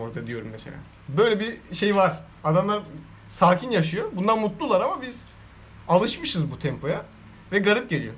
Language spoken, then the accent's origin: Turkish; Istanbul, Turkey; ben bu şehirde yetiştim. Doğmadım ama burada yetiştim.